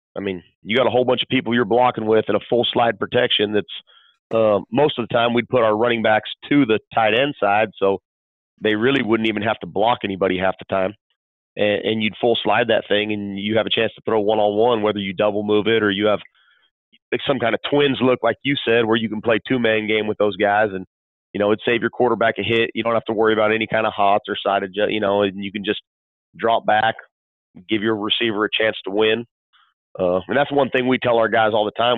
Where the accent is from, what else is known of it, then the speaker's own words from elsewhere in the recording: California, United States; moved away; I grew up in California